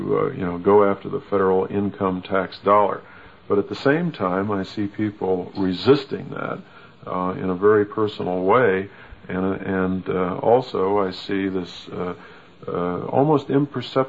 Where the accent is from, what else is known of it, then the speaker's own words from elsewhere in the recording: United States; I'm an American, and I love my country and my community